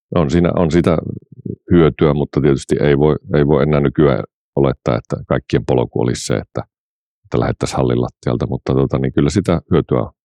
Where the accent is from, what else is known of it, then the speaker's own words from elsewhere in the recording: Pihtipudas, Central Finland, Finland; also born or lived in Oulu; olen umpiputtaalainen, eli tota, niin olen syntynyt Pihtiputalle ja kasvanut